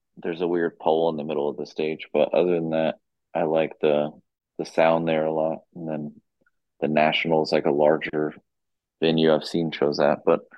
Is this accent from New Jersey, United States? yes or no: no; Austin, Texas, United States; moved away as an adult; also born or lived in Seattle, Washington; now in Richmond, United States; I really liked just playing in Austin, like my hometown.